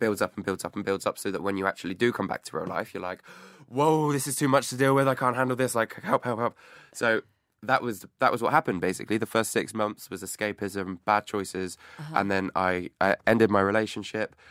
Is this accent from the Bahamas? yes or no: no; Clevedon, South West England, United Kingdom; moved away as an adult; now in London, United Kingdom; Clevedon, of Bristol, mm-hmm. my hometown